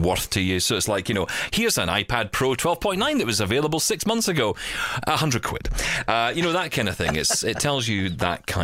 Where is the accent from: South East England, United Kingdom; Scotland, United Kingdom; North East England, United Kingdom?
Scotland, United Kingdom; Glasgow; the centre of Glasgow in my hometown